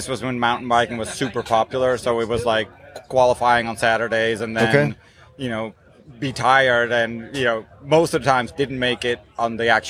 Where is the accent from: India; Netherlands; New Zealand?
Netherlands; I grew up in Holland, in the Netherlands, just south of Amsterdam.